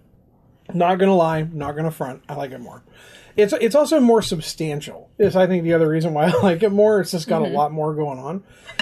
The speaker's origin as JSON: {"language": "English", "country": "United States", "said": "Of course I got them fried because I'm American."}